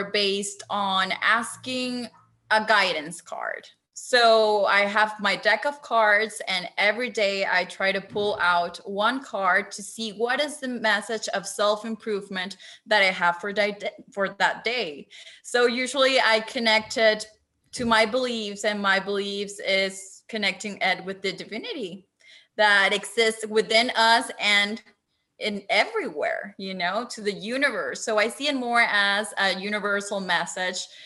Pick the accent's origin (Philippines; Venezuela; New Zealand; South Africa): Venezuela; I come from my home country, that is Venezuela